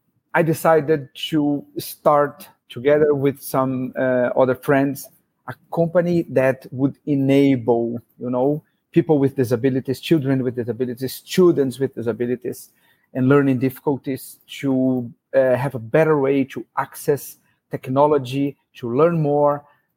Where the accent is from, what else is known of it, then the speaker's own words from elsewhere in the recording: Brazil; now in Abu Dhabi, United Arab Emirates; I'm from Brazil